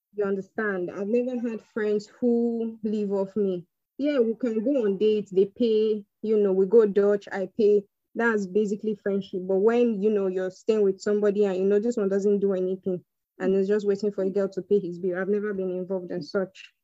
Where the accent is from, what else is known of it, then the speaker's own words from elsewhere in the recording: Benin City, Edo, Nigeria; moved away as an adult; also born or lived in Delta State; now in Abuja, Nigeria; schooled uh, in Delta, but I was born and raised in Benin.